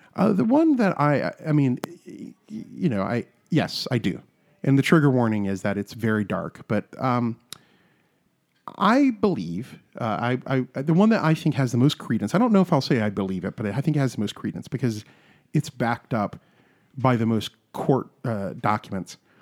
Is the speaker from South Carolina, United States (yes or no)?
yes; South Carolina, United States; I'm from South Carolina